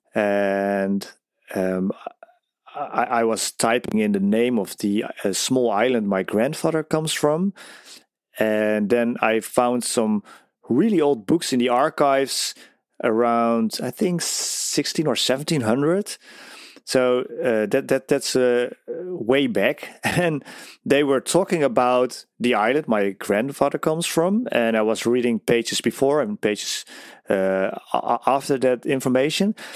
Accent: Netherlands; I'm from the Netherlands.

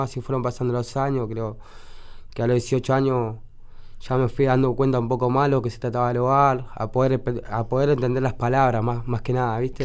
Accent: Buenos Aires, Argentina; yo me crié en la 71, nací ahí.

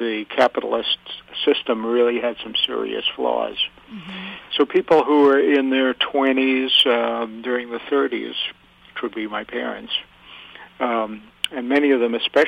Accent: Yonkers, New York, United States; Well, I grew up in Yonkers, New York, but my parents had lived in the Bronx for many

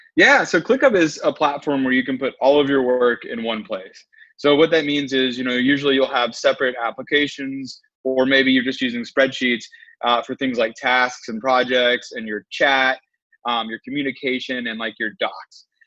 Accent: Winston-Salem, North Carolina, United States; moved away as an adult; also born or lived in Charlotte, North Carolina / Blacksburg, Virginia; now in San Francisco, United States; I'm originally from Winston Salem, and I lived in Charlotte for a while

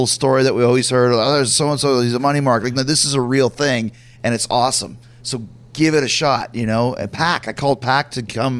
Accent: Winnipeg, Manitoba, Canada; also born or lived in United States; I'm from Winnipeg as well, and I was lucky because I'm a dual citizen because I was born in the States.

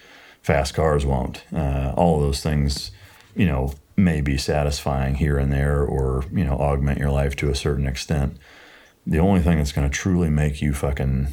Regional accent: Iowa, United States; moved away as an adult; also born or lived in San Diego, United States; now in Texas, United States; growing up in Iowa, went to San Diego and was on active duty there the whole time

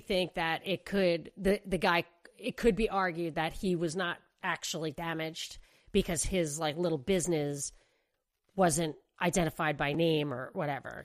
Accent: New York, United States; moved away; I grew up in New York. I was a kid, whatever, living with my parents

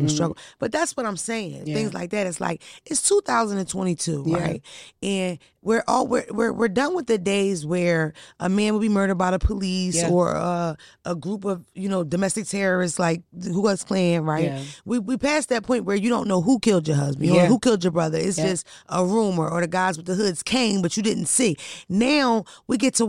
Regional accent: Philadelphia, Pennsylvania, United States; I'm from Philadelphia

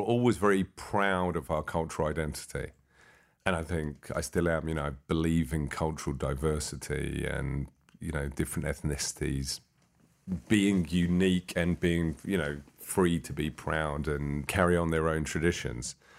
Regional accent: London, United Kingdom; I was born in London, England

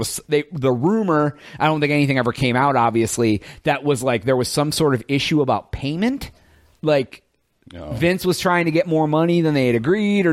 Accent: United States; as an American

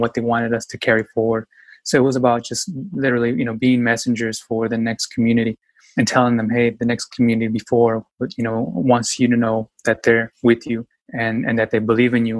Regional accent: Yakima, Washington, United States; was born and raised in Yakima, Washington, very small town

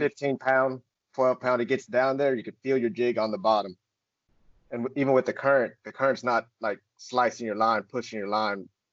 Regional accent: Murfreesboro, Tennessee, United States; grew up here in Murfreesboro, Tennessee

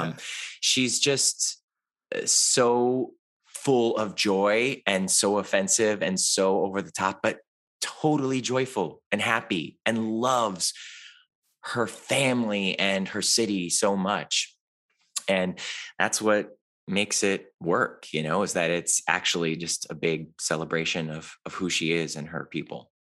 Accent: Cleveland, Ohio, United States; moved away; I grew up in Cleveland, Ohio

